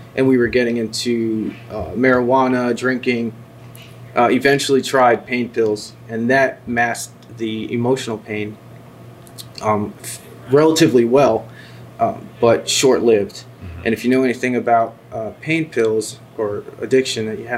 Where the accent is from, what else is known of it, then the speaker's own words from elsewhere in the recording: New Jersey, United States; I grew up in North Jersey